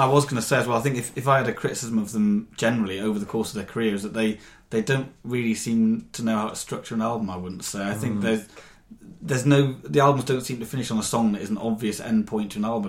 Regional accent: Newcastle upon Tyne, North East England, United Kingdom; my hometown of Newcastle

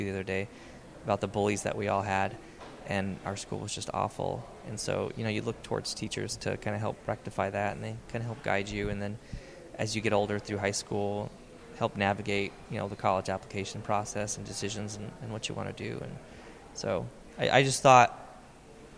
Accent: Riverside, California, United States; I was born and raised in Riverside

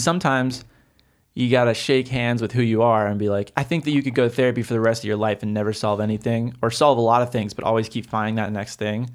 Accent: Oregon, United States; I grew up in Oregon.

